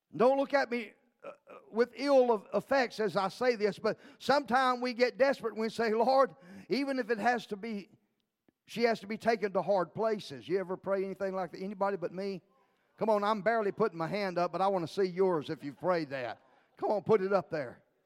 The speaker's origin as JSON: {"language": "English", "town": "League City", "region": "Texas", "country": "United States", "tie": "born or raised there", "said": "I grew up in League City, Texas as a little boy"}